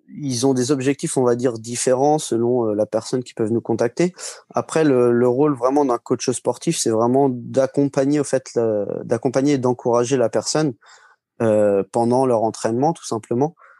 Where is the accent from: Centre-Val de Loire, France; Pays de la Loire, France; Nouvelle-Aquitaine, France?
Centre-Val de Loire, France; Marcilly-en-Villette; je suis de Marcy-en-Villette, euh, c'est en pleine Sologne